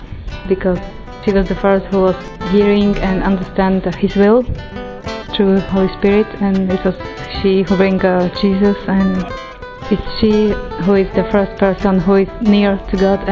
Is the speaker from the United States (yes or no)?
no; Slovakia; I'm from Slovakia.